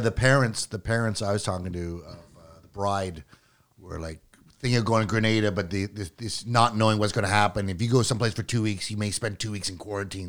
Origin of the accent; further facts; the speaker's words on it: Clinton Creek, Yukon, Canada; I was born in Clinton Creek, Yukon, which is a mining town